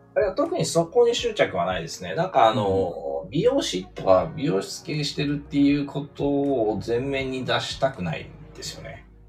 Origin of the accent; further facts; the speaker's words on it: Osaka, Japan; moved away as an adult; now in Tokyo, Japan; 大阪の あの中心部で生まれ育ったんで